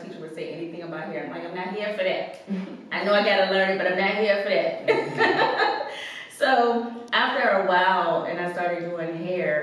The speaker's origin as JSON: {"language": "English", "region": "Virginia", "country": "United States", "tie": "born or raised there", "also_born_or_lived": "Louisa, Virginia / Montpelier, Virginia", "said": "I'm from Virginia, but my family is from like Louisa, Montpelier area, so it's got a country. I've got a country girl. but I've lived in the city since elementary school"}